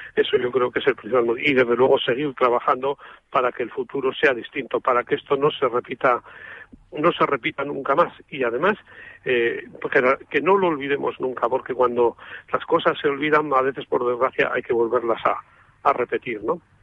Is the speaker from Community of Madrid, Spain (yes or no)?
no; Amurrio, Basque Country, Spain; en mi pueblo, donde soy yo, en Amurrio